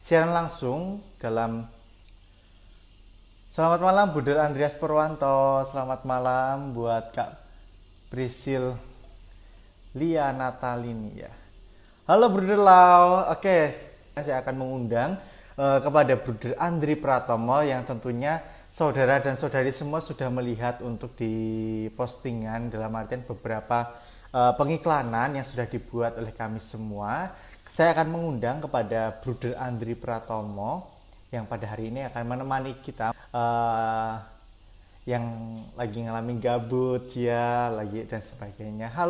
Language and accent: Indonesian; Wonogiri, Central Java, Indonesia; Asal saya dari Wonogiri, Paroki Santo Ignatius Danang.